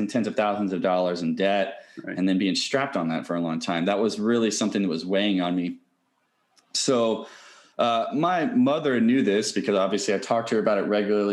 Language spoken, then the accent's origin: English; Louisville, Kentucky, United States; When I grew up in Louisville, Kentucky, and when my parents had first moved to Louisville, Kentucky, we were pretty poor